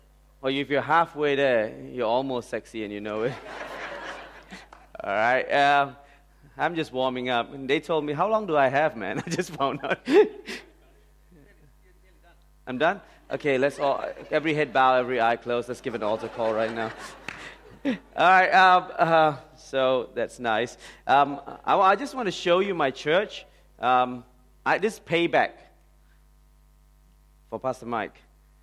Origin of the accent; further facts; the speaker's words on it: India; Okay, and I'm Indian. I'm truly Indian.